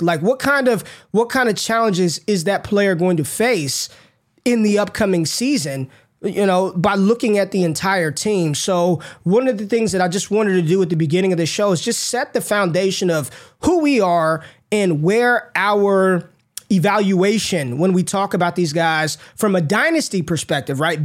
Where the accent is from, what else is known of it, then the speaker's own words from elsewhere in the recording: Las Vegas, Nevada, United States; I grew up in Las Vegas, Nevada